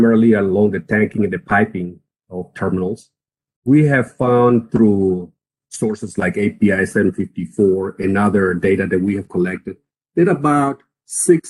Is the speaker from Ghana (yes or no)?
no; Costa Rica; moved away as an adult; also born or lived in Texas; now in United States; I started in Costa Rica. I'm from Costa Rica